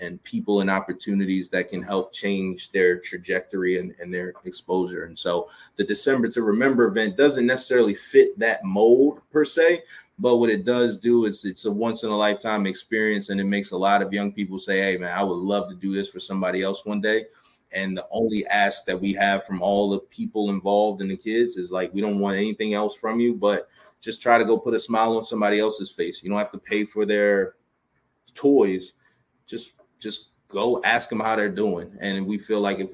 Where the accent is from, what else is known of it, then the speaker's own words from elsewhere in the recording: Baltimore, Maryland, United States; We're in Baltimore, Maryland, which is my hometown